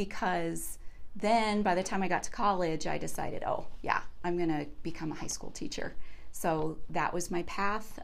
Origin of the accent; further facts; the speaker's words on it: Jefferson County, Colorado, United States; I grew up in Jeffco and went to Stanley Lake High School